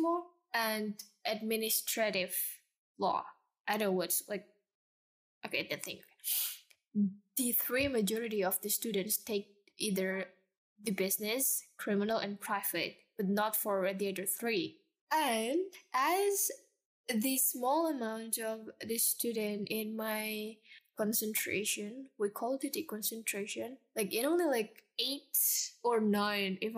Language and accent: English; Jakarta, Indonesia; I'm that girl from Jakarta. Like, once you see me, you know I'm from Jakarta